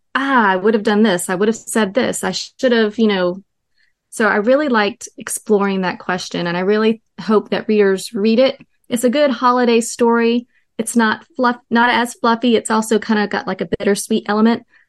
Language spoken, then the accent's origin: English; North Carolina, United States; I'm from North Carolina.